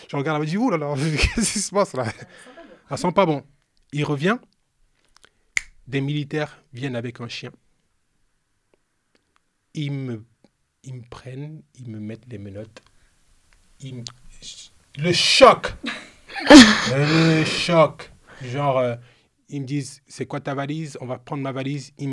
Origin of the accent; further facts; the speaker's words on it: France; c'est normal, je suis français, je passe